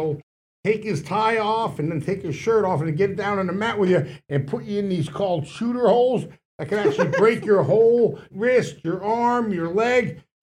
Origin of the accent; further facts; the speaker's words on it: Whitehall, Pennsylvania, United States; We grew up in Whitehall, PA, and you know, we played Little League together.